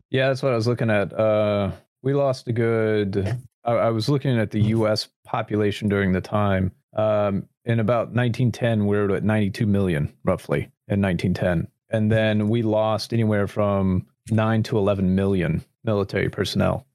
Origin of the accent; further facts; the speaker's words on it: United States; as an American